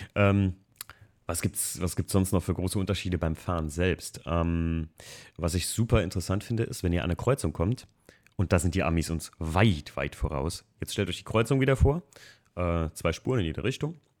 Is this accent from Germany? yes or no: yes; Germany; hier bei uns in Deutschland